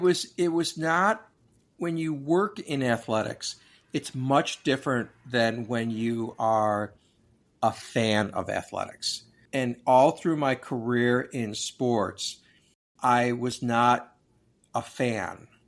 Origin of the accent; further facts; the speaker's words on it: Oak Park, Illinois, United States; also born or lived in Chicago, Illinois; we grew up in Oak Park